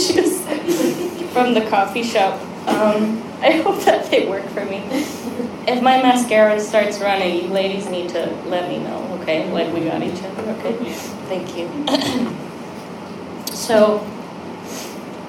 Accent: United States; I have Korean parents. I'm Korean American

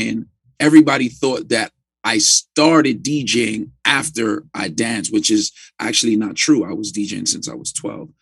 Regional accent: New York City, New York, United States; growing up in Brownsville, Brooklyn

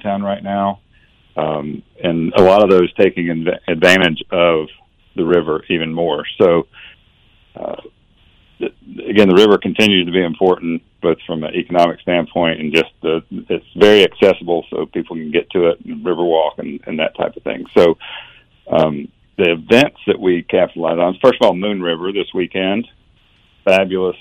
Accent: Northeast Tennessee, United States; moved away as an adult; also born or lived in Augusta, Georgia; now in Chattanooga, United States; I'm originally from Northeast Tennessee and grew up there

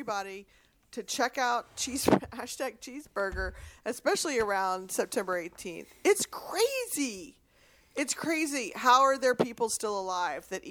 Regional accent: Texas, United States; I'm from Texas

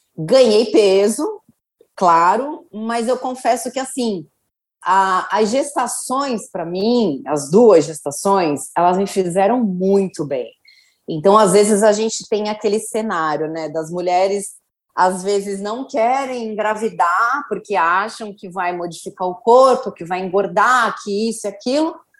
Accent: Santos, São Paulo, Brazil; eu sempre morei em Santos, eu nasci em Santos

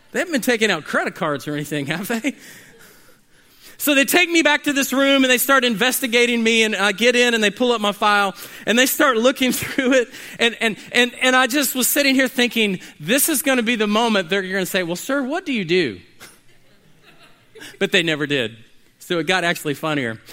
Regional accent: United States; as American Christians

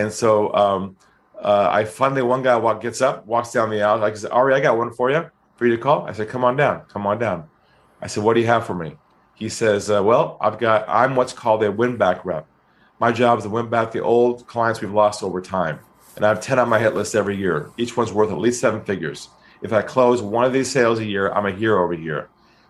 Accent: California, United States; now in Sydney, Australia; I'm from California.

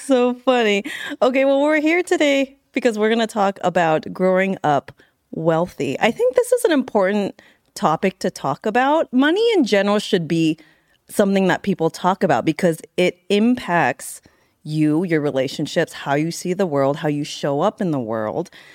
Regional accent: San Carlos, California, United States; me in the Bay Area, San Carlos, California.

